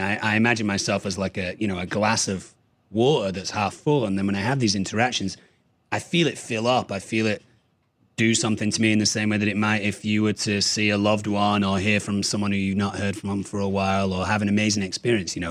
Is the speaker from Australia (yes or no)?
no; Manchester, North West England, United Kingdom; moved away as an adult; also born or lived in Berlin, Germany / Düsseldorf, Germany / Münster, Germany / Ireland; moved back to Manchester, where my parents are from, until I was seventeen